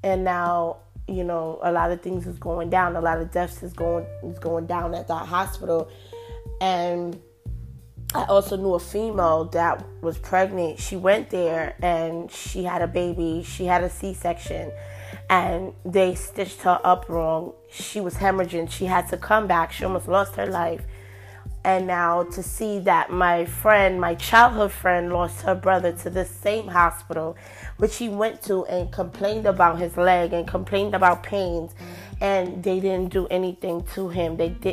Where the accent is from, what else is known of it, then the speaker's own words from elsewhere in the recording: New York, United States; we're from New York